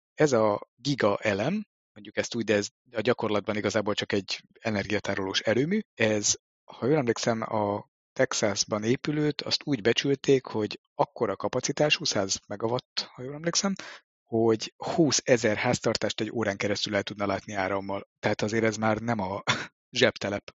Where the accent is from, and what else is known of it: Hungary